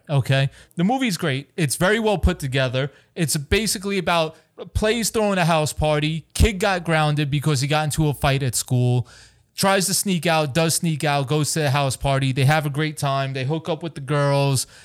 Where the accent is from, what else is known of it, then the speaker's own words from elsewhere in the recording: East Hampton, New York, United States; also born or lived in Florida; we're living in Grandma and Grandpa's house in East Hampton